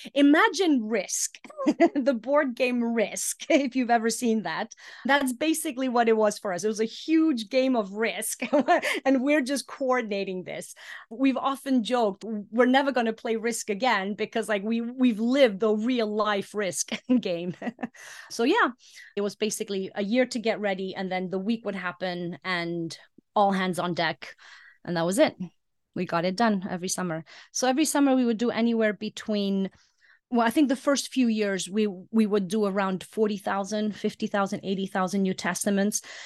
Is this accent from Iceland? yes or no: yes; Iceland; moved away as an adult; also born or lived in Greece; I was born and raised in Iceland, but my mom is French, my dad was English.